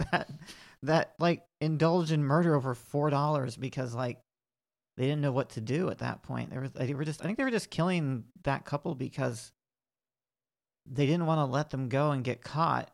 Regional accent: the South, United States; I'm from the South.

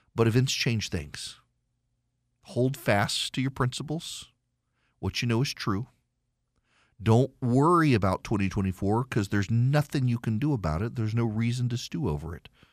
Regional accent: the South, United States; I'm from the South.

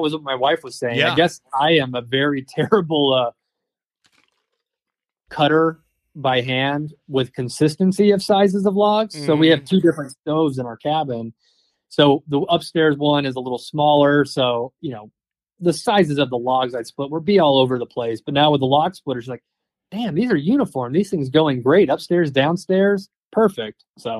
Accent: Southeastern United States, United States; I grew up in the Southeast where it was warm. Like, I didn't have a wood burning stove.

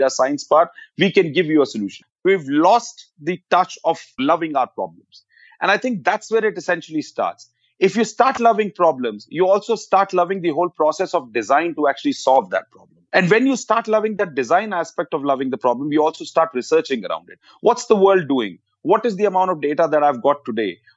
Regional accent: India; We, as an Indian economy, as a services industry, have to start loving the problems.

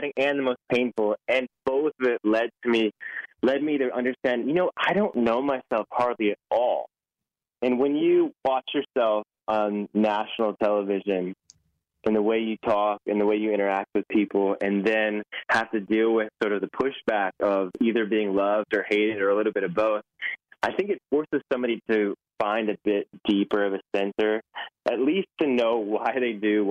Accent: Nashville, Tennessee, United States; I live in Nashville. That's where I'm from

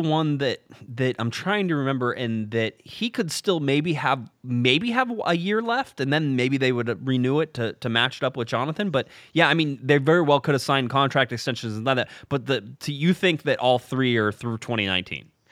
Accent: Orange County, California, United States; I'm from Orange County

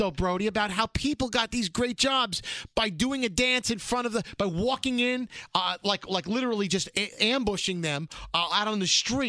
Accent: New York City, New York, United States; I'm from Brooklyn.

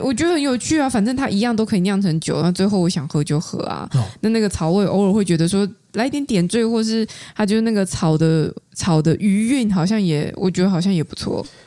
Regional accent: Taichung, Taiwan; 像我台中人的话

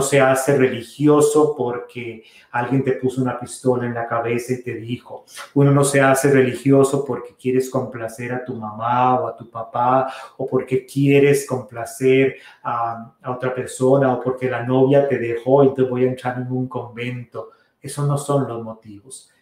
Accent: Costa Rica; moved away; la parroquia de San Carlos Borromeo, de donde yo soy originario, allá en Costa Rica

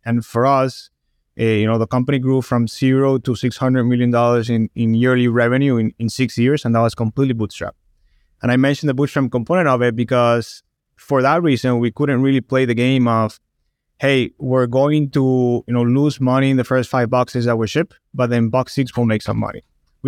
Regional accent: Barranquilla, Atlántico, Colombia; English is a second language; moved away as an adult; Born and raised in Colombia, South America, in the Barranquilla, which is the north coast of the country. And when I was in my early 20s, I went to Boston for school.

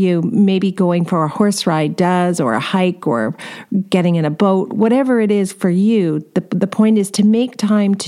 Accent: California, United States; I'm from California

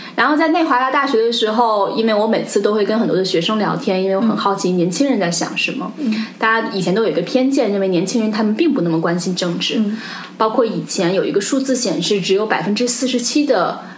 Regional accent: China; now in New York, United States; 同时我们又来自所谓东方的中国，来到了所谓西方的美国

